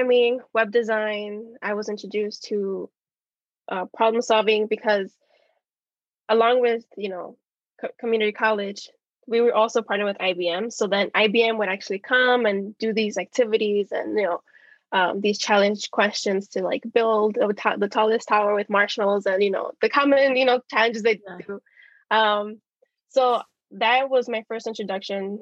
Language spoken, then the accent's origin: English; Chicago, Illinois, United States; I was born and raised in Chicago